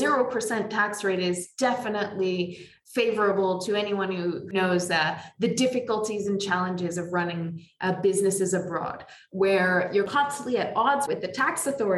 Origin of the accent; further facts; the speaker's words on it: Canada; now in United Arab Emirates; from being a Canadian